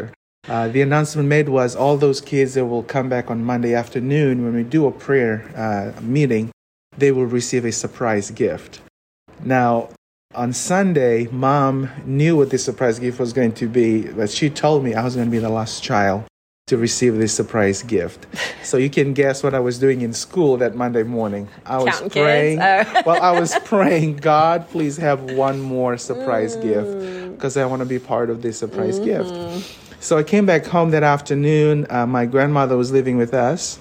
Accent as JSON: {"language": "English", "country": "Fiji", "tie": "born or raised there", "moved": "yes", "lives_now": "United States", "said": "I was born and raised in the Fiji Islands"}